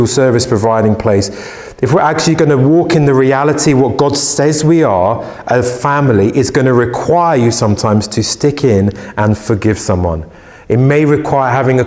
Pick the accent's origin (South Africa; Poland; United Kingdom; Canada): United Kingdom; we're British